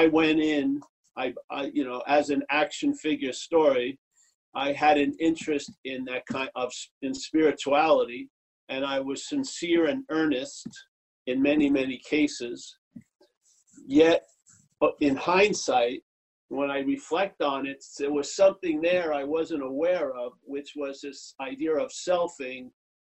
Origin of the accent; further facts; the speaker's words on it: New York City, New York, United States; I'm from Eastern traditions, New York City